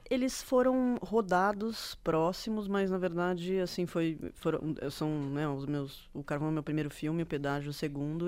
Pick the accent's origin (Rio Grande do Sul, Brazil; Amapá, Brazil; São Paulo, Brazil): São Paulo, Brazil; Bragança Paulista; moved away as an adult; now in São Paulo, Brazil; eu nasci aqui em São Paulo, mas eu cresci em Bragança, né? Estudei lá a minha vida inteira.